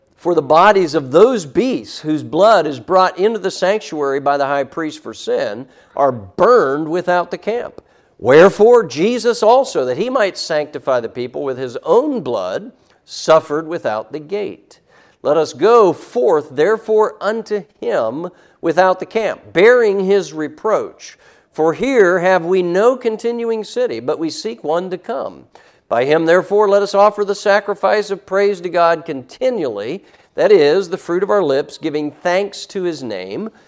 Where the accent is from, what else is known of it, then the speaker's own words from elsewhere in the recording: United States; as American Christians